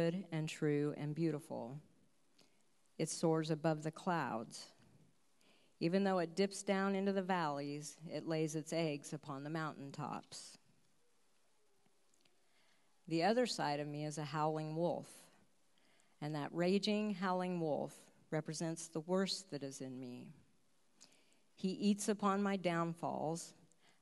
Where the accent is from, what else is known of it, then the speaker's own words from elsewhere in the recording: United States; As an American